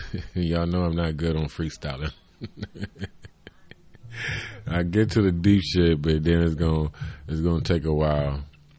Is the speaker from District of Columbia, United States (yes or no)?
no; Cleveland, Ohio, United States; I'm from Cleveland.